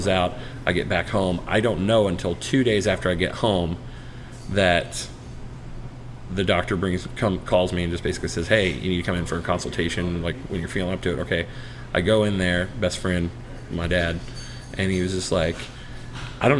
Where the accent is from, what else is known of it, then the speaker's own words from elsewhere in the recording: Brown County, Indiana, United States; I grew up in Brown County